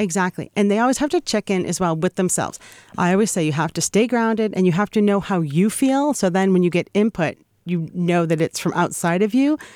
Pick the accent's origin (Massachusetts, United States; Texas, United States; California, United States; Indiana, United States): Massachusetts, United States; Boston; I'm a Yankee. I'm from Boston